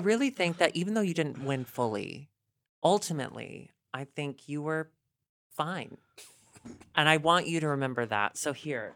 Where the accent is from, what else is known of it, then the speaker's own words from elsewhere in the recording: the South, United States; moved away; also born or lived in Chicago; growing up in the South, being skinny and, like, pale